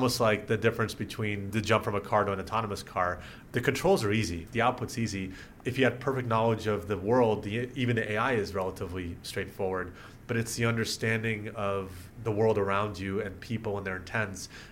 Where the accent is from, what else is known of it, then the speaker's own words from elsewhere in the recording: Dallas, Texas, United States; also born or lived in Moscow, Russia; ended up through my dad's work settling in the Dallas area in Texas.